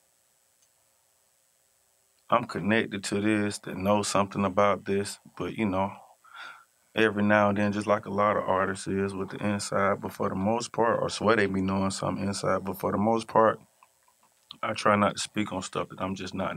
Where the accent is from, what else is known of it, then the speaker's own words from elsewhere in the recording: Atlanta, Georgia, United States; I'm from Atlanta